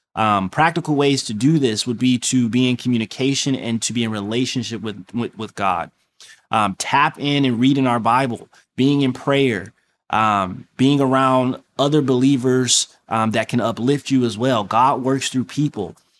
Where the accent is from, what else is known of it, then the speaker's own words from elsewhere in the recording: Detroit, Michigan, United States; moved away; I'm from Detroit